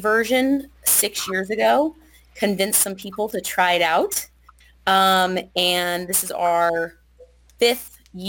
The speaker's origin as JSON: {"language": "English", "town": "Manheim", "region": "Pennsylvania", "country": "United States", "said": "I'm from Mannheim, Pennsylvania"}